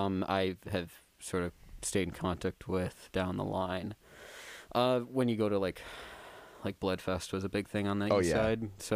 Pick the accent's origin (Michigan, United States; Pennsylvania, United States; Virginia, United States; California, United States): Michigan, United States; Allendale; So I'm from Allendale.